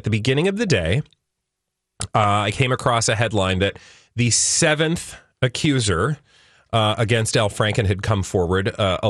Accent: Minnesota, United States; I as a American, a Minnesotan

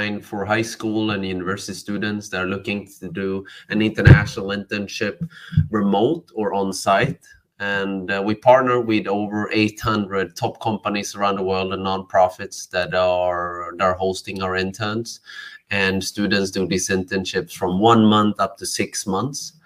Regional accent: Sweden; now in Barcelona, Spain; I'm born and raised in Sweden, but my parents are from Cambodia

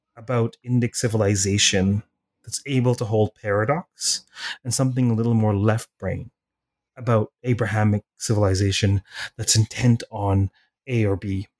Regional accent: Toronto, Ontario, Canada; I was raised in Toronto

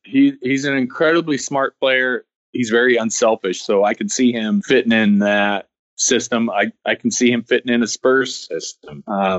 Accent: Oregon, United States; a fan who grew up in Oregon

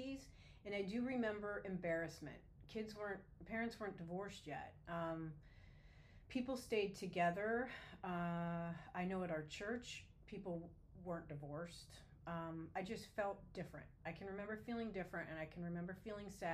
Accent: Erie, Pennsylvania, United States; moved away; I was born in 1965 in Erie, Pennsylvania

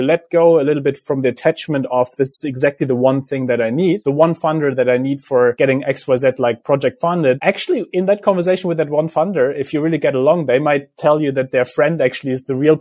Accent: Germany; I grew up in Germany

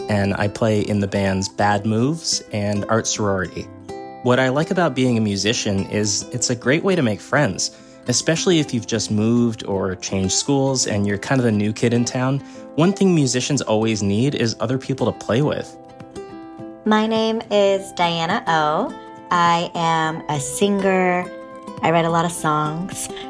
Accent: Senegal; I'm from Africa, Senegal.

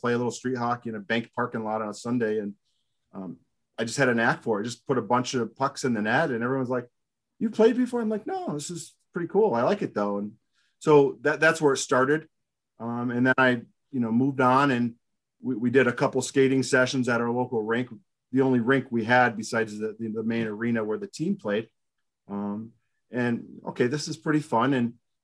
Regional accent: Binghamton, New York, United States; I grew up in Binghamton, New York

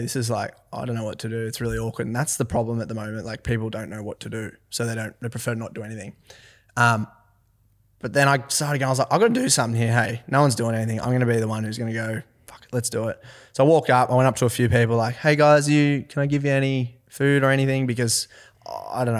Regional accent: Forbes, New South Wales, Australia; also born or lived in Orange, New South Wales; I'm from Forbes, New South Wales.

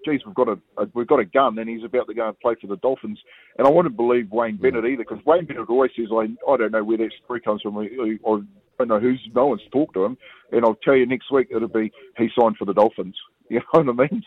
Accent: Kaikohe, Northland, New Zealand; we're from the same hometown. We're both from Kaikoui, up north, and both Maori.

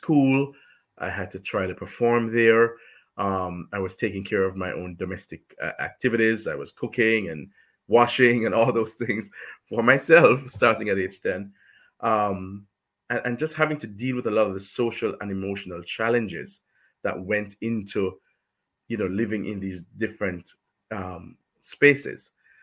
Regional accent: Jamaica; I'm from Jamaica.

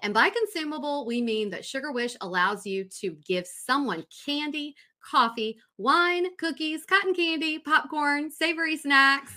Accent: Raleigh, North Carolina, United States; we're from Raleigh

